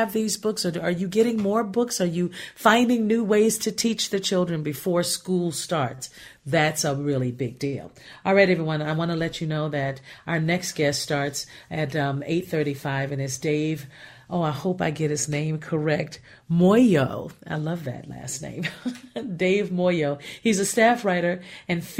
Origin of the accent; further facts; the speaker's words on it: Gary, Indiana, United States; I was born and raised in Gary, Indiana.